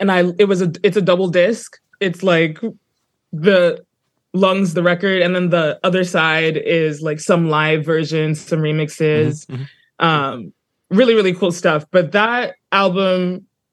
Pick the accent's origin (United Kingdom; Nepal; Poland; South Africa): South Africa; Johannesburg, Gauteng; also born or lived in New Brunswick, New Jersey / Brooklyn; now in Queens, United States; growing up in Johannesburg as it was when I moved to New Jersey